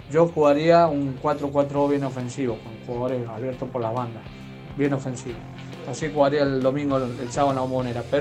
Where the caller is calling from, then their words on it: Mendoza, Argentina; soy … de Mendoza, como siempre, como cada miércoles escuchándolos